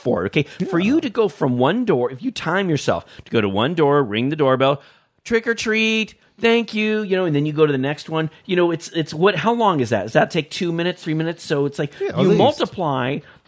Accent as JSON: {"language": "English", "town": "San Jose", "region": "California", "country": "United States", "tie": "born or raised there", "said": "I grew up in Northern California in the San Jose Bay Area, which is considered like Silicon Valley."}